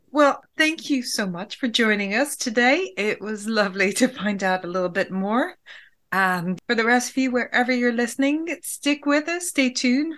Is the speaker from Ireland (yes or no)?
yes; Ireland; as an Irish person